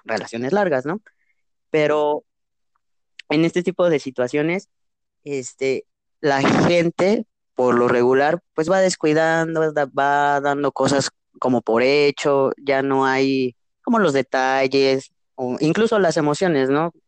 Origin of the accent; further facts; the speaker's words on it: Mexico; también soy mexicano